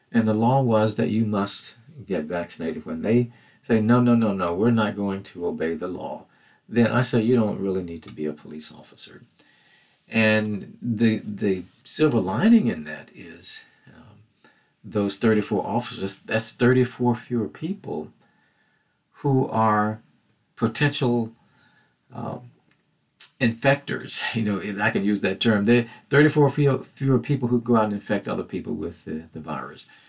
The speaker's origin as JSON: {"language": "English", "region": "Mississippi", "country": "United States", "tie": "born or raised there", "said": "growing up in Mississippi during the civil rights movement"}